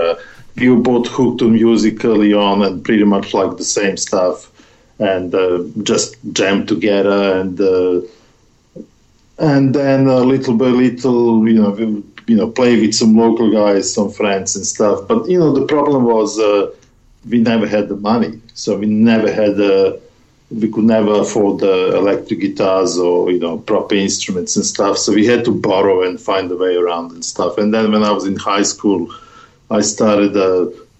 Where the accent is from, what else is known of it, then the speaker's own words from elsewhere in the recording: Serbia; moved away; in my hometown